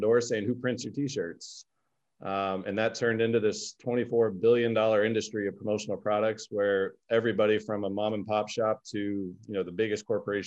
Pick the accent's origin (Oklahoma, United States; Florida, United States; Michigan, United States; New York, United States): Florida, United States; Orlando; I was born and raised in Orlando, Florida